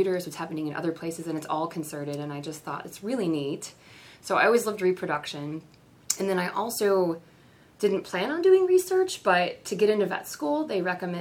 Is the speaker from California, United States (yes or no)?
no; Kansas City, Missouri, United States; moved away; I'm from Kansas City